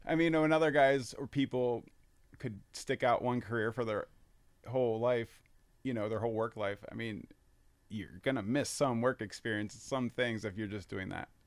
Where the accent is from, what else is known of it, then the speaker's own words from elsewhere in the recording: Fort Wayne, Indiana, United States; also born or lived in Virginia; moved here around nineteen ninety-three. And, uh, you know, my, my parents kinda w, w, transferred here, and then I went to Homestead High School